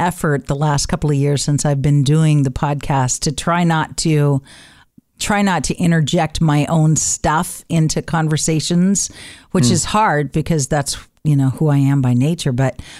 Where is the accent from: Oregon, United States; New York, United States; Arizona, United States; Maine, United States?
Oregon, United States; Reedsport; It's for and about the community that I grew up in Reedsport.